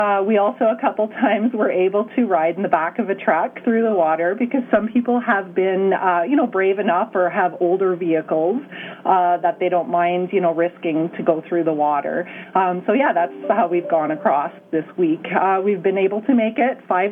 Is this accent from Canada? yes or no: yes; East Coast, Atlantic Canada, Canada; also born or lived in Edmonton, Canada; now in Kenora, Canada; We're not normally from Edmonton. I'm an East Coaster